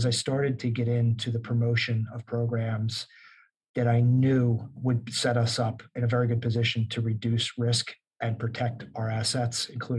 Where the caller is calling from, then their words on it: Newark, New Jersey, United States; I'm in beautiful Newark, New Jersey, and my office overlooks a major highway that runs through the city